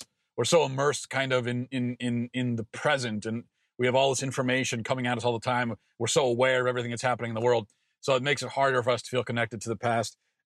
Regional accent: Maryland, United States; being as I grew up in Maryland, the last defining event was the D.C. sniper

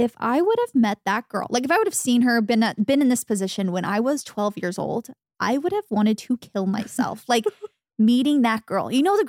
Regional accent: Arizona, United States; As a little girl growing up in Arizona, wanting to be that girl so bad.

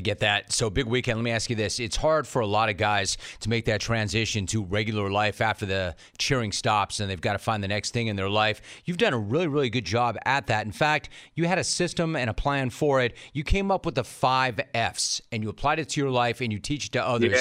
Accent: Calabasas, California, United States; We're from Calabasas High

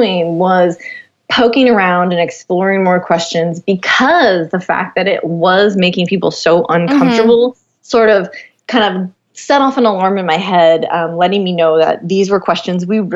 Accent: Los Angeles, California, United States; Born and raised in Los Angeles

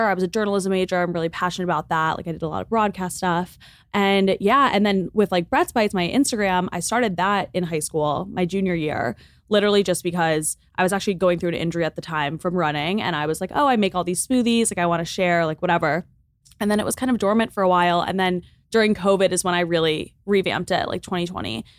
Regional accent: Lake Forest, Illinois, United States; moved away as an adult; now in Los Angeles, United States; I'm from Lake Forest, Illinois, which is a suburb on the North Shore of Chicago.

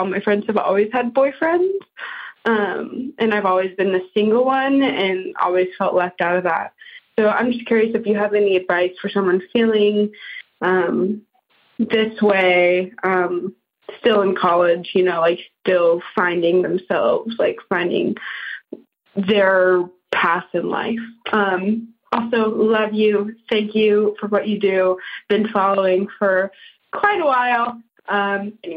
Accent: California, United States; I'm 23 years old. I'm from California.

